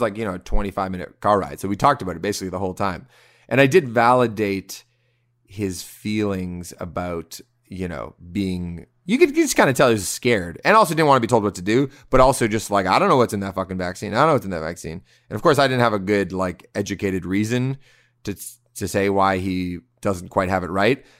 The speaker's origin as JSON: {"language": "English", "country": "Canada", "lives_now": "Toronto, Canada", "said": "we're Canadian. We're in Toronto."}